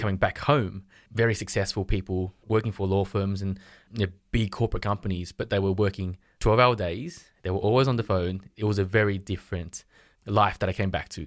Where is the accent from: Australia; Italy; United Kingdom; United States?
Australia; Sydney, New South Wales; I'm from Sydney, Australia